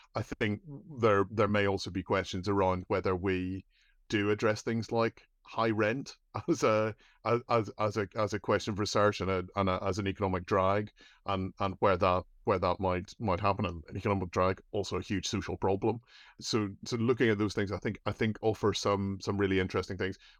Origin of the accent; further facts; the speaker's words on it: Ireland; As an Irish person